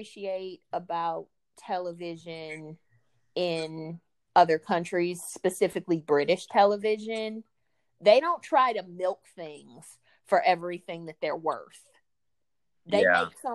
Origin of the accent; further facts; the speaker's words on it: Midwest, United States; I was in high school in 1997, and I grew up in the Midwest